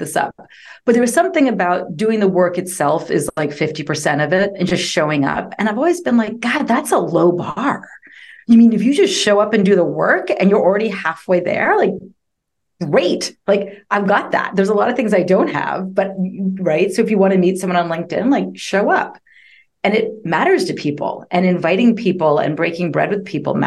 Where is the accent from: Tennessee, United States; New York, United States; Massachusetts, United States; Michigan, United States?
Massachusetts, United States; Boston; moved away as an adult; also born or lived in London, England; now in Austin, United States; I grew up outside of Boston in the suburbs.